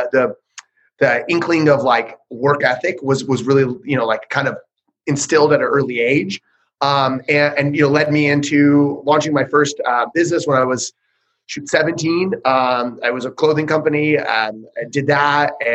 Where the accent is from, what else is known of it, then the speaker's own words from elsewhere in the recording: Northern California, United States; moved away as an adult; also born or lived in Modesto, California; now in Central California, United States; I'm from Northern California. Right now, I kind of live a little more Central California